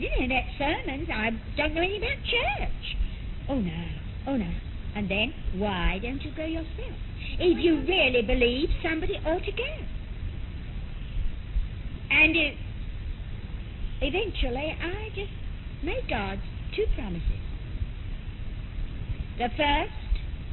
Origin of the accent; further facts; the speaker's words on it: London, United Kingdom; moved away as an adult; I had been born and brought up in London and had never been more than a few miles from my own home.